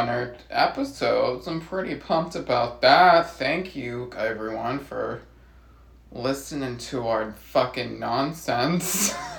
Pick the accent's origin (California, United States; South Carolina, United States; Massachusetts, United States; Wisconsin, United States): Massachusetts, United States